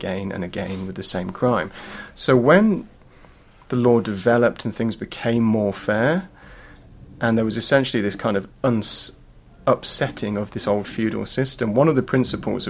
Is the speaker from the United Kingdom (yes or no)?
yes; English Midlands, United Kingdom; now in Australia; I was born in Australia to British parents, but moved back to the UK when I was about 13 months old. So I grew up in the middle of the English Midlands, where life is dark and grey and boring.